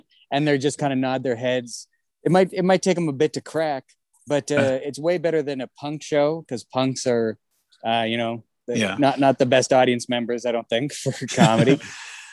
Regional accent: Winnipeg, Manitoba, Canada; I come from Winnipeg, so that whole thing about me being from Melville, Saskatchewan, right, is very similar to just being in Winnipeg.

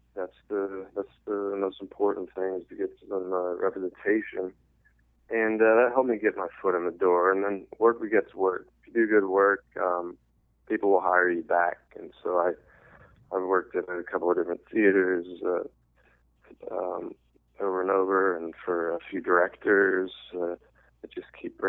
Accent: Ohio, United States; moved away as an adult; also born or lived in New York; I'm from Ohio

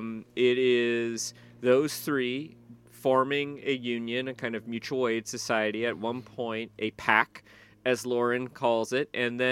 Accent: Southern United States, United States; I mean, I grew up in the South, and like you would generally have a week where it was 100 degrees, and it would also be 98% humidity.

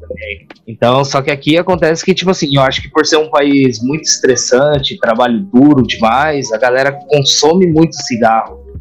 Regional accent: Brazil; now in Japan; Vindo diretamente do Japão, mais um brasileiro fazendo review

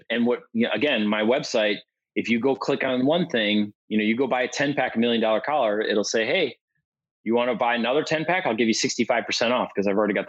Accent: Milwaukee, Wisconsin, United States; I'm from Milwaukee

